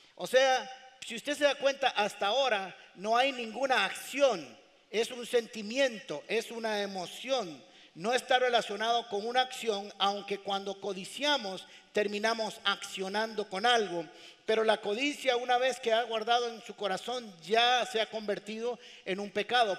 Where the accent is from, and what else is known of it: Costa Rica